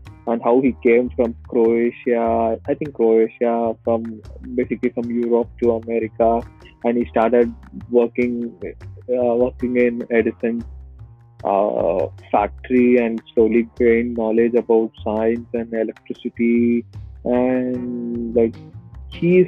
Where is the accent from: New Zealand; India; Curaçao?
India; South India; moved away; I'm from South India, where we speak Tamil. So I grew up with all these Tamil songs in the 90s